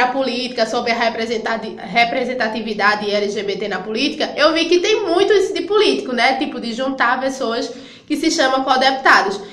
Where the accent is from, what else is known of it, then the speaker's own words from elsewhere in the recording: Belo Jardim, Pernambuco, Brazil; A gente é de Belo Jardim